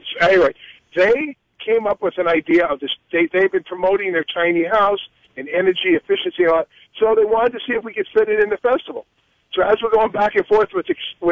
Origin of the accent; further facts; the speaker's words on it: New York City, New York, United States; accent: New York; I'm from the Bronx.